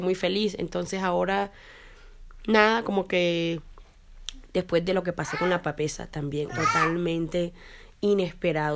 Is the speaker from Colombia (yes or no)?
yes; Colombia; moved away as an adult; now in Canada; Soy colombiana, pero no vivo en Sudamérica.